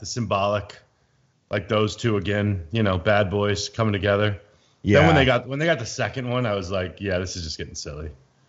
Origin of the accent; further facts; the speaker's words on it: United States; I'm American